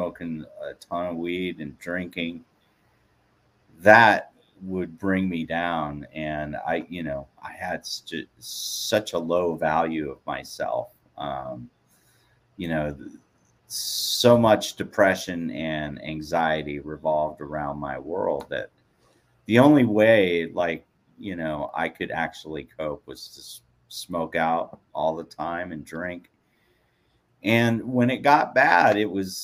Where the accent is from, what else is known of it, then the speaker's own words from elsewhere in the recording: Portland, United States; I grew up in Portland back in the early 90s. That's where, you know, I cut my teeth in my career